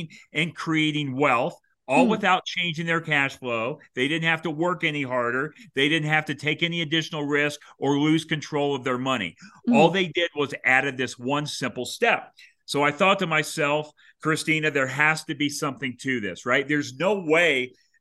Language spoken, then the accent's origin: English; Florida, United States; moved away; also born or lived in Kansas City, Missouri; the state of Florida, that is actually where I was raised